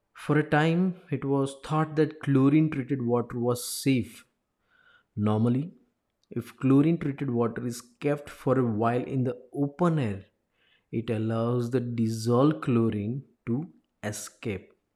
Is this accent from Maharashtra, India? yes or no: no; Ahmedabad, Gujarat, India; I'm from Ahmedabad